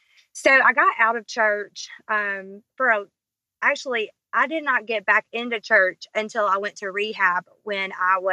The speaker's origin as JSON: {"language": "English", "town": "Brewton", "region": "Alabama", "country": "United States", "tie": "born or raised there", "said": "I am from Brewton, Alabama, born and raised here. I'm 30 years old"}